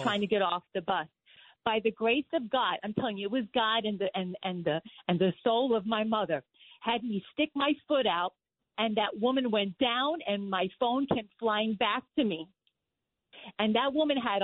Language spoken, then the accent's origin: English; New York City, New York, United States; I'm a girl from Queens. I grew up in Jamaica, Queens